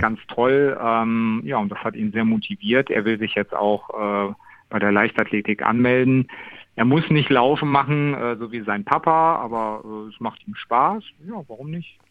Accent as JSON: {"language": "German", "town": "Wesel", "region": "North Rhine-Westphalia", "country": "Germany", "tie": "born or raised there", "said": "in meiner Geburtsstadt"}